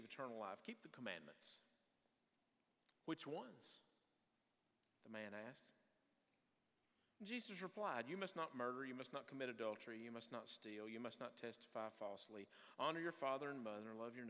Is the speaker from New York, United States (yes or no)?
no; Salmon, Idaho, United States; moved away; Pray for my hometown